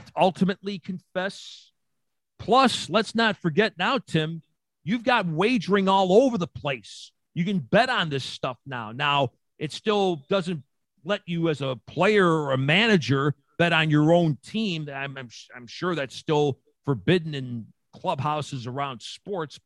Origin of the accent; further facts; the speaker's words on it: Niagara Falls, New York, United States; I grew up on Independence Avenue in the Falls